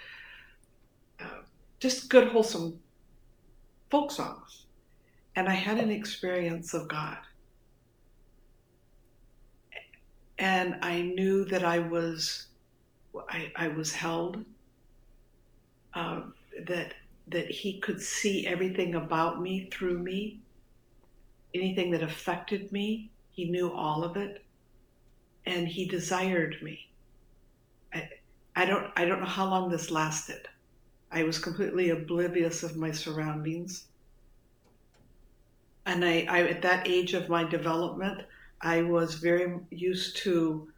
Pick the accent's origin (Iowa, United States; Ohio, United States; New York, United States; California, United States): California, United States; suburb of Los Angeles; born or raised there; also born or lived in Detroit, Michigan